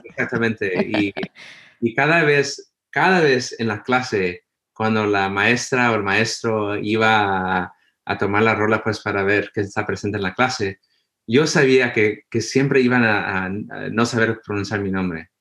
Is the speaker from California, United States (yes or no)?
yes; Los Angeles, California, United States; moved away as an adult; also born or lived in Boston; crecí en Los Ángeles